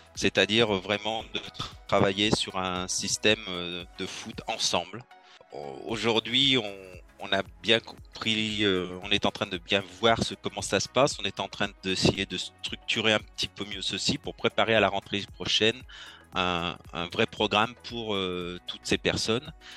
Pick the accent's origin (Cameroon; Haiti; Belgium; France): France; Lyon, Auvergne-Rhône-Alpes; Je suis né à Lyon.